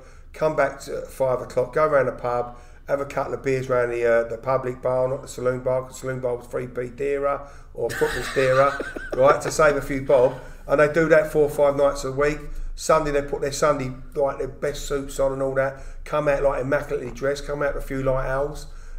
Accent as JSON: {"language": "English", "region": "London", "country": "United Kingdom", "tie": "born or raised there", "said": "I was born in Guy's Hospital. Right. Like all the rest of the family, but brought up in Rotherhithe."}